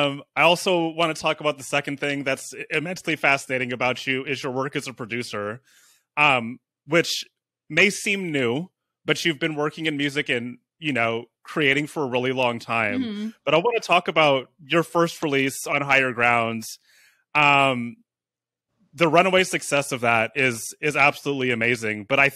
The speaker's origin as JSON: {"language": "English", "town": "San Francisco", "region": "California", "country": "United States", "lives_now": "Oakland, United States", "said": "I'm from San Francisco. I live in Oakland"}